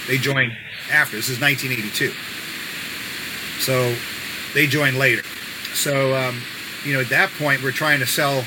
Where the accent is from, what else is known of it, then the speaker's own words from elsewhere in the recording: New York City, New York, United States; We live near each other in Bayside, New York